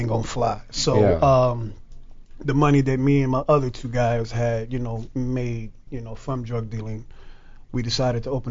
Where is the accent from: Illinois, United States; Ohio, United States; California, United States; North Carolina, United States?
Illinois, United States; Chicago; I'm from Chicago, mm-hmm. Northwest Side, Humble Park, love you to death, where I was drug dealing